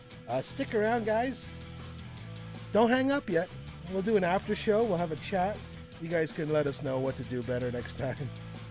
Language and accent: English; Canada; I'm Canadian.